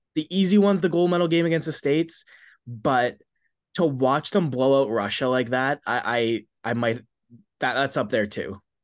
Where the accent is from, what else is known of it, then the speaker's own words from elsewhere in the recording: Maple Ridge, British Columbia, Canada; my hometown of Maple Ridge